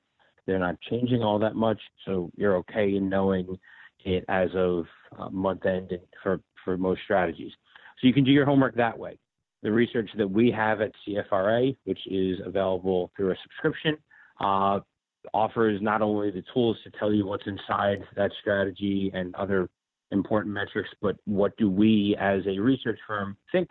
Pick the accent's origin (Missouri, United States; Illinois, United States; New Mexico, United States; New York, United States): New York, United States; now in Michigan, United States; growing up in New York and then moving to Michigan